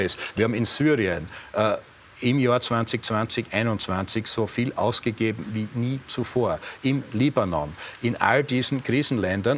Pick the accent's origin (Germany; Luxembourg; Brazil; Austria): Austria; Eastern Styria; in der Oststeiermark, wo ich aufgewachsen bin